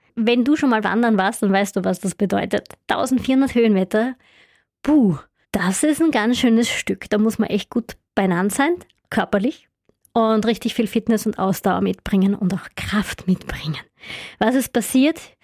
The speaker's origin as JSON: {"language": "German", "region": "Styria", "country": "Austria", "said": "bei uns in der Steiermark"}